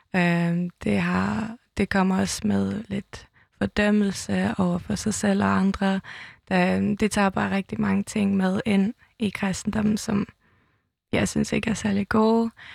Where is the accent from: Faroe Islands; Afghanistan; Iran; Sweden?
Faroe Islands; Toftir; also born or lived in Tórshavn, Faroe Islands; now in Copenhagen, Denmark; Jeg kommer fra Tofte, en lille bygd i, øh, på Færøerne med, øh, tusind indbyggere